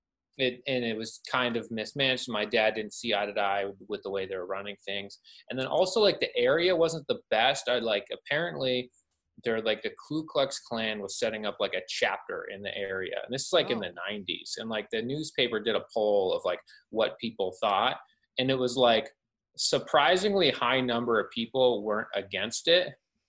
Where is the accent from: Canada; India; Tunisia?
Canada; I am from Canada.